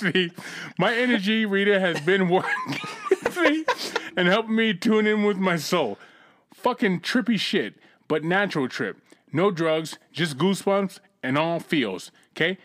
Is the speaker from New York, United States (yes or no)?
no; Boston, Massachusetts, United States; moved away; also born or lived in California; I grew up in Roxbury, Massachusetts.